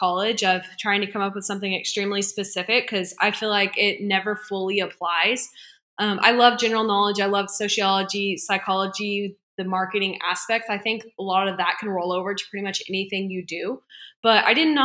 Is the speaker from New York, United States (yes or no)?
no; Bentonville, Arkansas, United States; I was born and raised in Bentonville, Arkansas, so the home of Walmart.